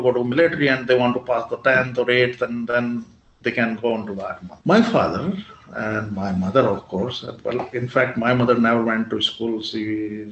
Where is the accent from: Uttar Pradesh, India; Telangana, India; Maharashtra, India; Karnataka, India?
Uttar Pradesh, India; Muzaffarnagar; I come from Muzaffarnagar